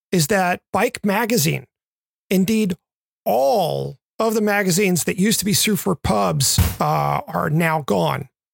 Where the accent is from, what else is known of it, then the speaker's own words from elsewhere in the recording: Memphis, Tennessee, United States; moved away; also born or lived in Western Massachusetts / Southern California; Growing up in Memphis